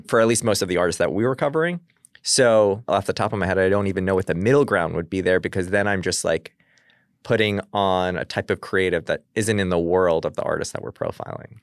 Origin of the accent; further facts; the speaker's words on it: Long Island, New York, United States; I'm from Long Island